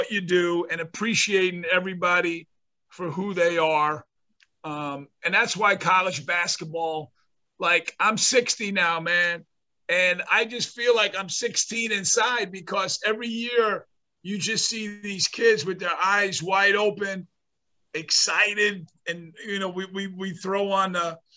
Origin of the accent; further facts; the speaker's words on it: North Bergen, New Jersey, United States; where I grew up in North Bergen, which is a suburb of New York City